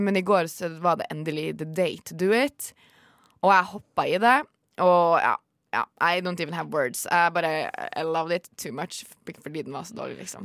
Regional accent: Tromsø, Troms, Norway; moved away; hjemme i Tromsø så er det jo mørketid

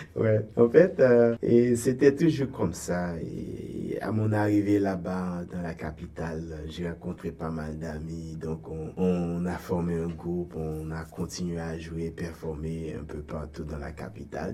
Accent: Gonaïves, Artibonite, Haiti; moved away as an adult; also born or lived in Port-au-Prince, Haiti; now in Toronto, Canada; Ogonaïve, bon, en fait, c'est ma ville natale

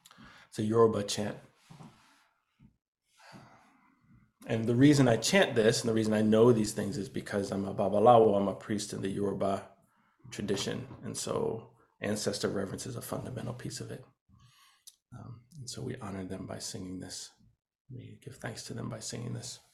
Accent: Boston, Massachusetts, United States; moved away as an adult; now in New Haven, United States; I'm originally from Boston, it's where I was born

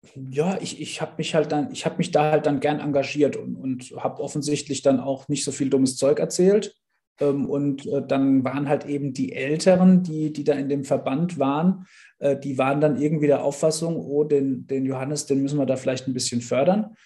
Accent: Bad Dürkheim, Rhineland-Palatinate, Germany; Ich komme ähm, aus Rheinland-Pfalz, aus äh, dem wunderschönen Bad Dürkheim

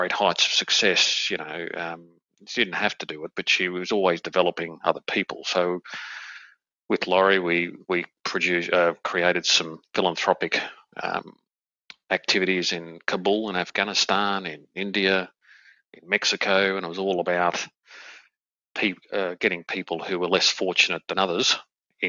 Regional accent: Australia; moved away as an adult; having been back in my home country in Australia now for about 5 years

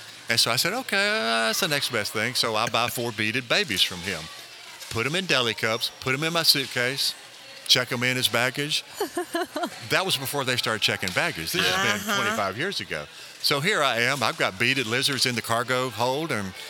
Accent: Mobile County, Alabama, United States; I was raised in Mobile County, Alabama.

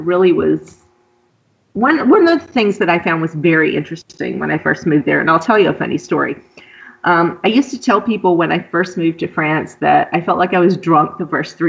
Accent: Deep South, United States; And it's not something that I ever experienced in the U.S. Particularly, I grew up in the Deep South and I grew up in the Bible Belt.

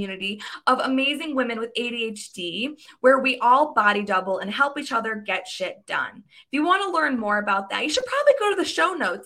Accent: Michigan, United States; I grew up in Michigan

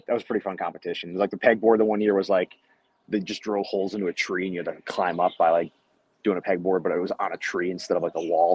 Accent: Cleveland, Ohio, United States; I am from Cleveland, Ohio.

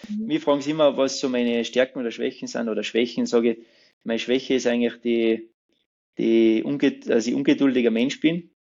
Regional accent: Pfarrwerfen, Salzburg, Austria; ich bin ja gebürtiger Fützmoser

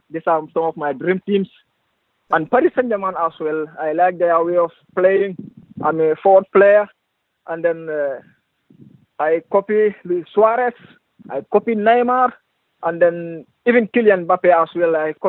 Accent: Gambia; moved away as an adult; now in Sweden; I am from the Gambia, West Africa

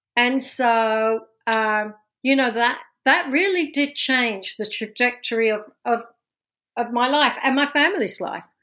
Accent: London, United Kingdom; accent: London; moved away as an adult; now in New Jersey, United States; this accent's from London, born and raised

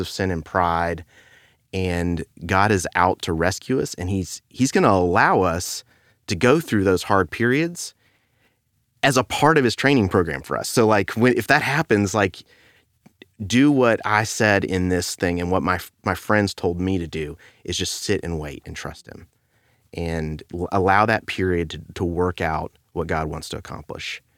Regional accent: Beaumont, Texas, United States; I grew up in Beaumont

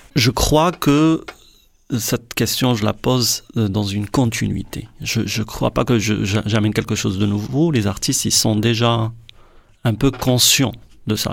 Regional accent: Morocco; je suis marocain

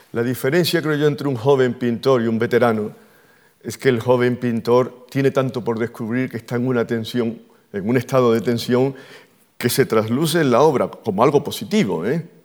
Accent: Andalusia, Spain; pues soy andaluz

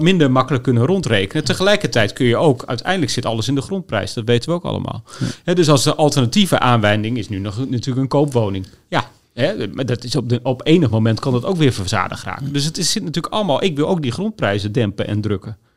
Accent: Groningen, Netherlands; ik kom uit Groningen

